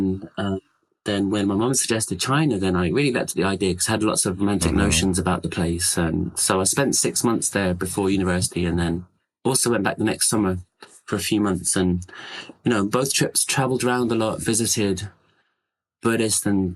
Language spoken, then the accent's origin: English; London, United Kingdom; now in Seattle, United States; I'm from London, but I live in Seattle